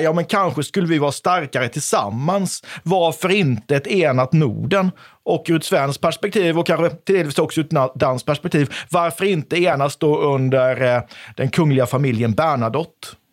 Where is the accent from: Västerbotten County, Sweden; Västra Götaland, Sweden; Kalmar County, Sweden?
Kalmar County, Sweden; Oskarshamn; now in Växjö, Sweden; Jag är född och uppvuxen i Oskarshamn, en plats som tidigare hette Döderhultsvik.